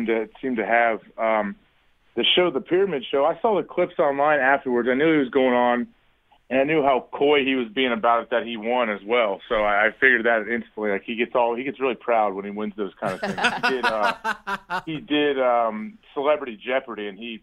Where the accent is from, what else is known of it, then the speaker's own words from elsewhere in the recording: Centerville, Ohio, United States; moved away as an adult; also born or lived in Green Bay, Wisconsin; I grew up in Ohio about an hour and a half from Columbus in Centerville